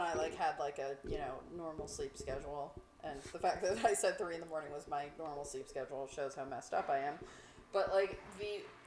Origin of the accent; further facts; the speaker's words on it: New York, United States; as a New Yorker